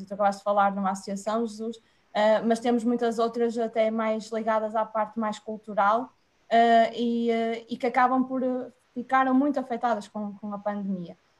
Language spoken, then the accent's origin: Portuguese; Argoncilho, Aveiro District, Portugal; eu sou de Argoncilho